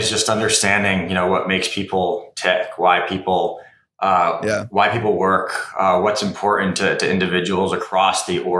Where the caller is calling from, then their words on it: San Francisco, California, United States; Right now, I'm in San Francisco. We have an office here in Soma on Folsom Street.